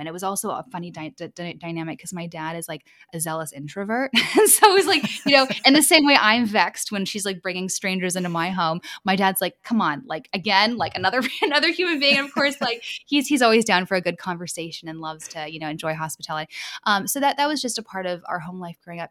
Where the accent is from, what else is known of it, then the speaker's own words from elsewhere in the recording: Vancouver, British Columbia, Canada; also born or lived in Los Angeles, United States; I'm from Los Angeles, but raised in Vancouver, Canada